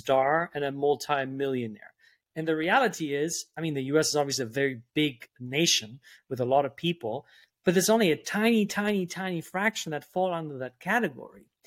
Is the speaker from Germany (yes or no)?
yes; Germany; moved away; also born or lived in New York; I grew up in Germany